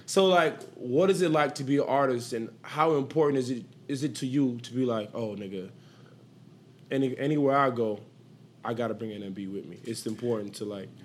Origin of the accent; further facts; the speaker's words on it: Miami, Florida, United States; I'm from Dade County